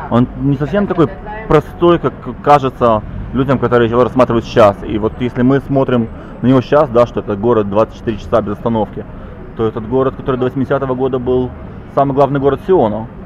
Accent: Israel; now in Jerusalem, Israel; я из Кибуца. Я вообще из, я из пустыни переехал

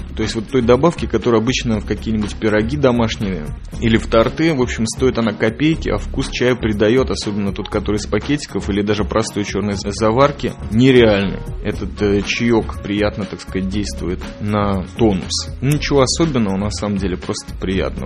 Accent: Riga, Latvia; я родом из Прибалтики, из Риги, родился на краю леса

